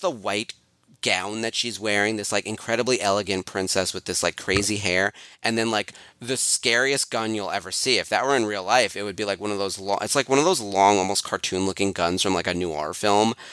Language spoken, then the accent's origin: English; New York, United States; I'm a New Yorker